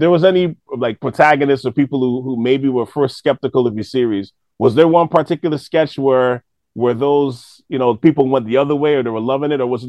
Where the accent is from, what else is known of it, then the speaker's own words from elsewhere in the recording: Toronto, Ontario, Canada; I mean, we're from Toronto, but this is what's kind of been happening here the last, like, 10, 15 years